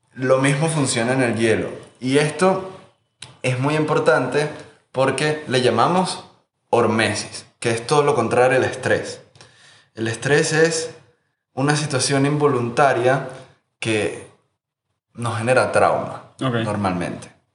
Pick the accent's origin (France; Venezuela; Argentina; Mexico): Venezuela; Margarita Island, Nueva Esparta; Yo me crié en Margarita